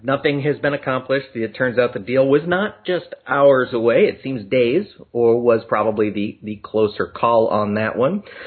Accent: United States; I am proudly American, and I pronounce things the American way

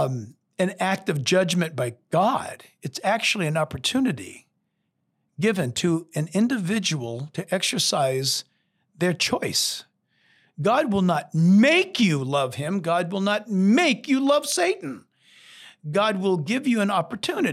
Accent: California, United States; I'm a Californian

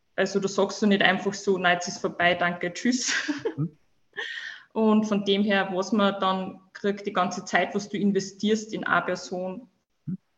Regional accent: Upper Austria, Austria; komme aus dem schönen Oberösterreich

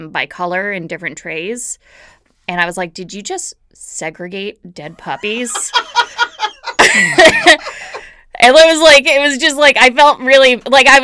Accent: Providence, Rhode Island, United States; I am from Providence. I grew up with the club here.

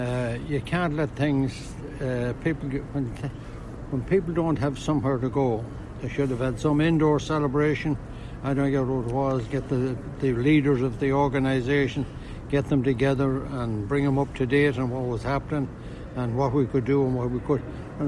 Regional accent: Ireland; moved away as an adult; now in New York, United States; I was born in Ireland in 1938, and I was only here 3 months and 15 days

